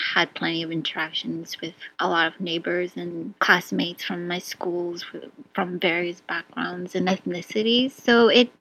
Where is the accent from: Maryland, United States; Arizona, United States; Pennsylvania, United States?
Maryland, United States; born or raised there; also born or lived in Vietnam / Mongolia / New York